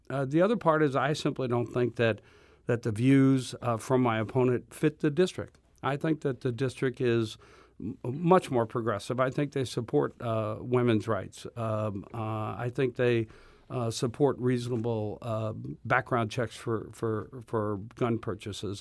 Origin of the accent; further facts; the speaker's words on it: Berkeley, Missouri, United States; I, uh, grew up in, uh, Berkeley